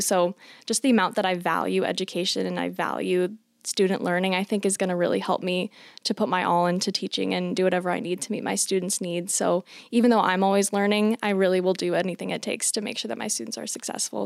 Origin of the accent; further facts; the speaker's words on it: Johnston, Iowa, United States; I'm originally from Johnston, Iowa, which is pretty close to Ankeny